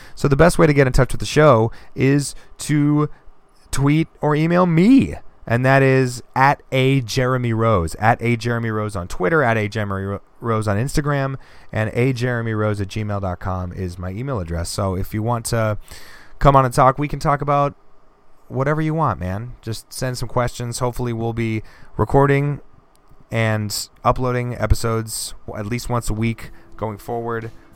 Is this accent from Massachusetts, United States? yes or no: yes; Boston, Massachusetts, United States; I am born and raised in Boston